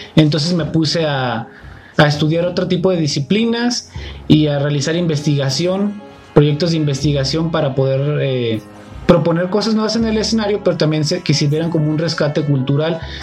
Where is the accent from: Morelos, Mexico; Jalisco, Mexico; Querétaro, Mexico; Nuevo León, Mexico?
Jalisco, Mexico; Jocotepec; yo soy de Jocotepec